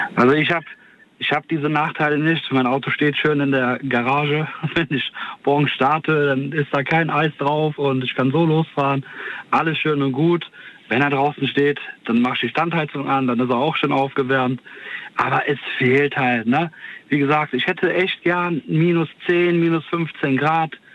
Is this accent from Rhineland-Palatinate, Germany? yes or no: no; Cologne, North Rhine-Westphalia, Germany; ich komme ja aus Köln